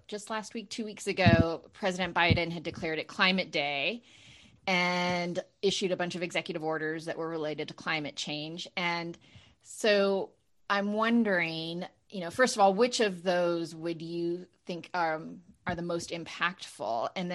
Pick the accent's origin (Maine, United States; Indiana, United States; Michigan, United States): Maine, United States; I'm from Maine, so.